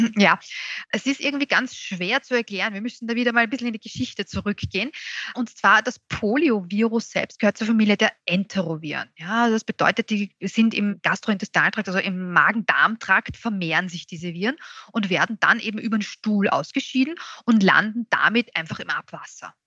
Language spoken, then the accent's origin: German; Austria; bei uns in Österreich